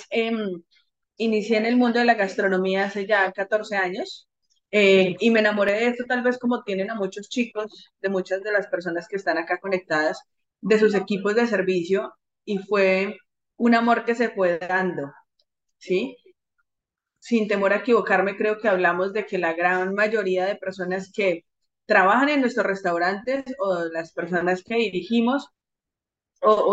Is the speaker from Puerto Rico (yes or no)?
no; Colombia; creo que la mayoría de personas acá somos colombianos